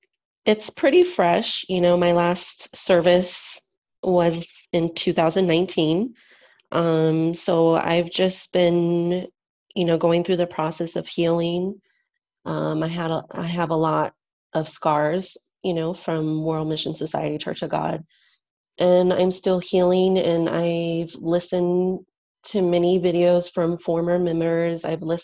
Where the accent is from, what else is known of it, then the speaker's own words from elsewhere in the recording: San Diego, California, United States; I'm also from San Diego, the San Diego church there.